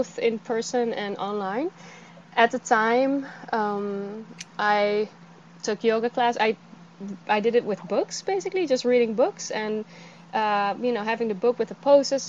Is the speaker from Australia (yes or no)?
no; Netherlands; moved away as an adult; also born or lived in California; I'm from the Netherlands. I moved to California.